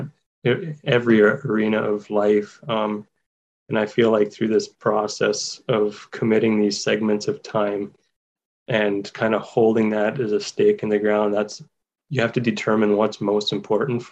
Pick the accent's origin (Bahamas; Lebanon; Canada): Canada; Waterloo Region, Ontario; I grew up in Waterloo region, and that was home